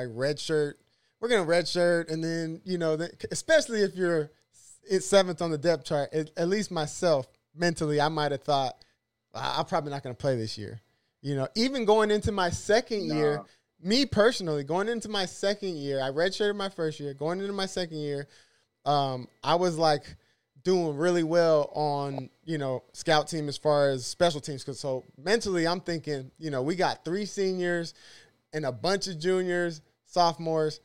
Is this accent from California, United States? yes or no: yes; San Diego, California, United States; I'm from San Diego